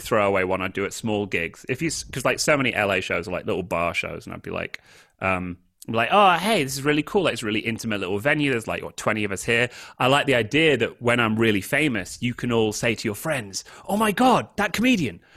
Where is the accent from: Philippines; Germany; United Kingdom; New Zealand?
United Kingdom; moved away; I'm British